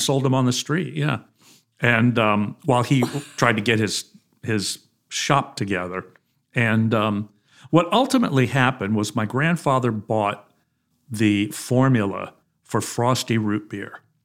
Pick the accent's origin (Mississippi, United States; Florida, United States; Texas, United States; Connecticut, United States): Texas, United States; Houston; I was born in Houston